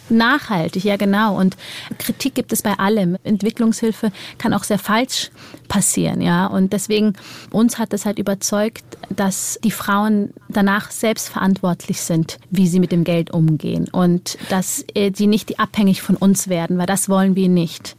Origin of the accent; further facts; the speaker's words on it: Germany; bei uns in Deutschland